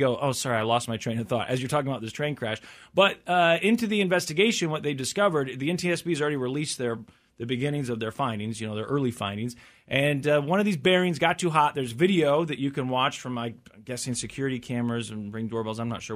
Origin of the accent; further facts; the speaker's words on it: Missouri, United States; I'm from Missouri